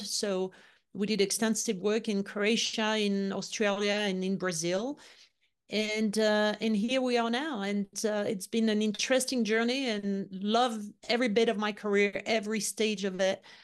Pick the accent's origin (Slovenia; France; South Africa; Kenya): France; Lyon, Auvergne-Rhône-Alpes; English is a second language; moved away as an adult; also born or lived in London / Florida; I was born and raised in Lyon, in the southeast of France